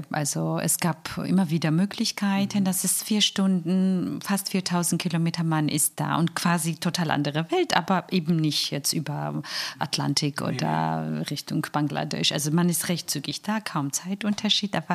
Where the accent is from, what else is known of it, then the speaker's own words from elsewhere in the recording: Georgia; German is a second language; now in Germany; als Georgier sind gerne dramatisch, ein Herr hat, um seinen Protest auszudrücken, sich Augen zugenäht. Also ich meine, so extreme, wir sind dramatisch.